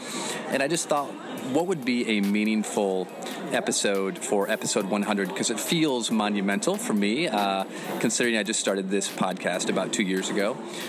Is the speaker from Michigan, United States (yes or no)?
yes; Flint, Michigan, United States; now in Jupiter, United States; A week in the life of … as he goes back to Flint, my hometown, which I love very much.